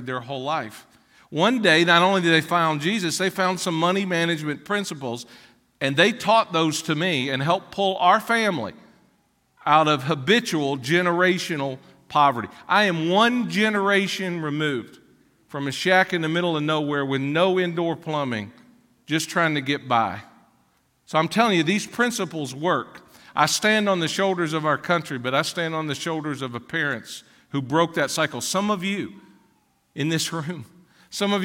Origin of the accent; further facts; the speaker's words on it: Ashland, Kentucky, United States; also born or lived in Catlettsburg, Kentucky; I was born in Ashland, Kentucky